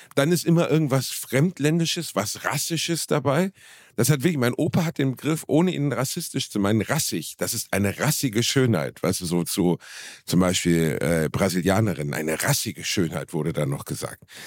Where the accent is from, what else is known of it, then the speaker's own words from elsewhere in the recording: Germany; ich bin Deutscher